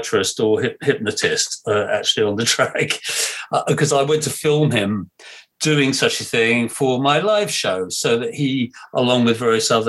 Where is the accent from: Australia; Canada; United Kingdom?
United Kingdom; England; I'm English